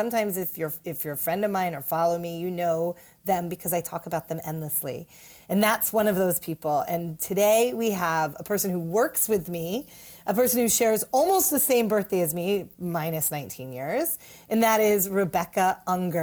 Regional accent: New York City, New York, United States; as a New Yorker

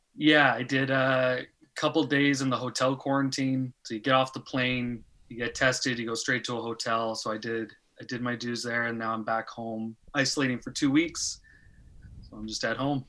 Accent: Pickering, Ontario, Canada; moved away as an adult; now in Denmark

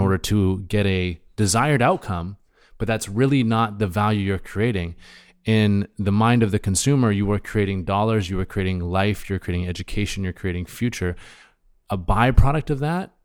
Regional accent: Hornby Island, British Columbia, Canada; I grew up on Hornby Island myself

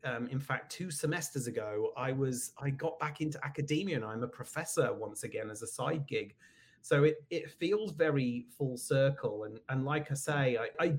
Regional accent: United Kingdom; moved away as an adult; also born or lived in California; now in Connecticut, United States; you can probably hear from my accent that I am from the UK. That's where I grew up, lived there until I was in my 40s

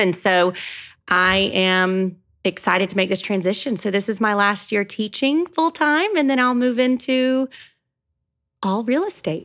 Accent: Gainesville, Georgia, United States; I am born and raised in Gainesville, Georgia

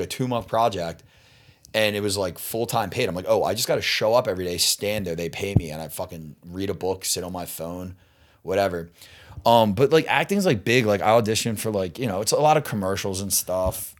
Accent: Delaware County, Pennsylvania, United States; moved away as an adult; now in Los Angeles, United States; I grew up in Delco, Delaware

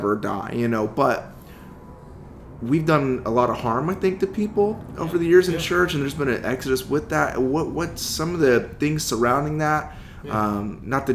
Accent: Midwest, United States; now in West Coast, United States; growing up in the Midwest

